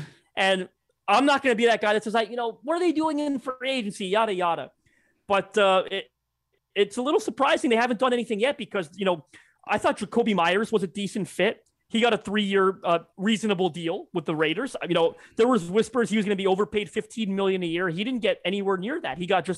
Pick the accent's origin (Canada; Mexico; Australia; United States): Canada; Yes, I'm Canadian, but I think people know my parents were born in Portugal. I'm fluent in Portuguese, and growing up here in Canada with a lot of Portuguese uncles that speak broken English